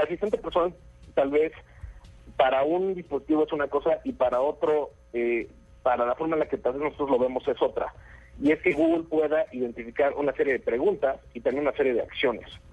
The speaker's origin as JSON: {"language": "Spanish", "country": "Mexico", "said": "yo soy mexicano"}